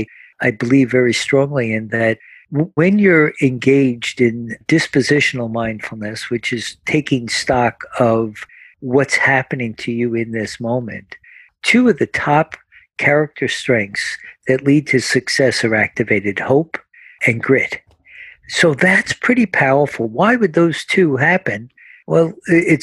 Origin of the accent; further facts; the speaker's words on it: New Jersey, United States; we're from New Jersey